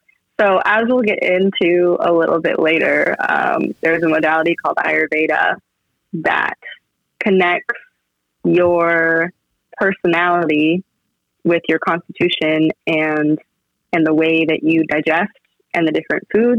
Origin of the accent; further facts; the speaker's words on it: Iowa, United States; moved away as an adult; also born or lived in Virginia / Los Angeles / Tokyo / San Francisco; now in Austin, United States; I grew up in Iowa